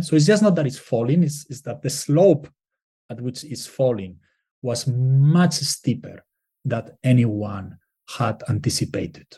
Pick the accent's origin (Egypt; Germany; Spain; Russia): Spain; moved away; I'm from Spain